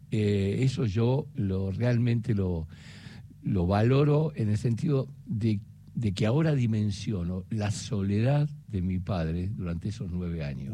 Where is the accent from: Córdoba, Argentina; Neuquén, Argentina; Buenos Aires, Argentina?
Buenos Aires, Argentina; yo nací en Almagro, en Yatay y Cangallo